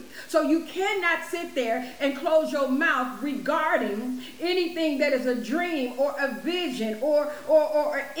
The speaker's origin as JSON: {"language": "English", "town": "Chicago", "region": "Illinois", "country": "United States", "said": "I'm from Illinois, around Chicago area."}